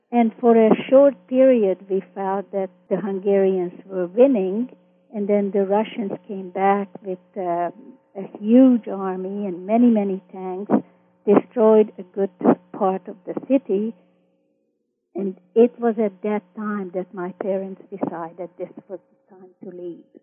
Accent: Vancouver, British Columbia, Canada; also born or lived in Austria / Toronto / Montreal; And in Canada, I continued my growing up in Vancouver and then Toronto for my high school years and then my university years in Montreal.

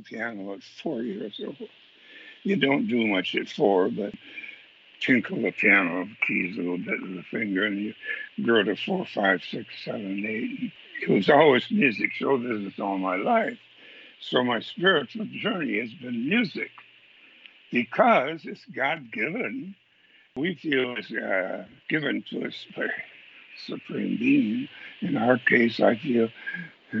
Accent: Menomonie, Wisconsin, United States; I grew up in Menominee, Wisconsin

